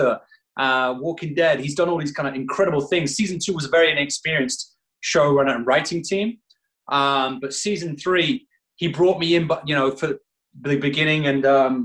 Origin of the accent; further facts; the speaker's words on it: Northern England, United Kingdom; moved away as an adult; now in United States; being British and Northern